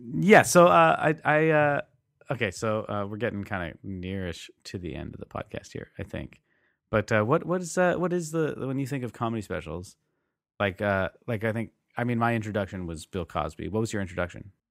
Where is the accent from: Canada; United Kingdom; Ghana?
Canada; we didn't talk too much about that in social studies in high school, you know, especially being Canadian